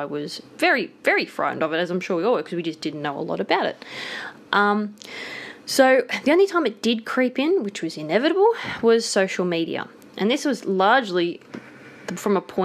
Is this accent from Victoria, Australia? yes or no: no; Blue Mountains, New South Wales, Australia; grew up in the Blue Mountains, so every summer it was bushfire season.